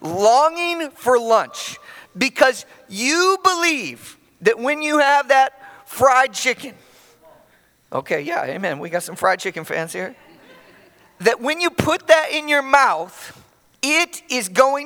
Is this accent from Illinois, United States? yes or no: yes; Chicago, Illinois, United States; moved away; I'm from Chicago originally